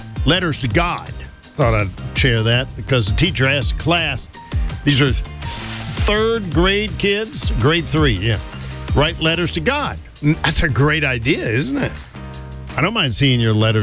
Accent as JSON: {"language": "English", "town": "Elizaville", "country": "United States", "said": "I said, Elizaville"}